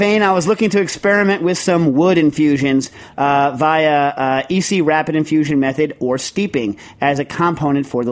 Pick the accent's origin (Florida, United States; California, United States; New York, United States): New York, United States; I'm a New Yorker